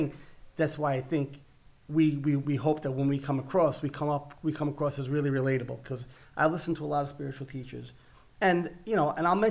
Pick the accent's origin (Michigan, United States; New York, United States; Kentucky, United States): New York, United States; New York City; accent: Italian Brooklyn; I grew up in Brooklyn, New York, with an Italian background